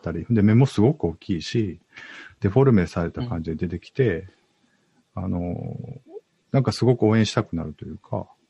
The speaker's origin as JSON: {"language": "Japanese", "region": "Osaka", "country": "Japan", "said": "僕大阪なんですけど、今大阪住んでるんですけど"}